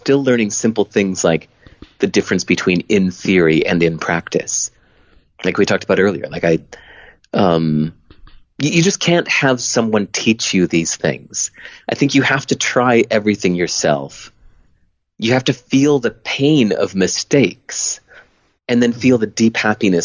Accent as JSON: {"language": "English", "town": "Hinsdale", "region": "Illinois", "country": "United States", "said": "I wasn't even from Boston. I was like 16 years old. I was from Hinsdale, Illinois"}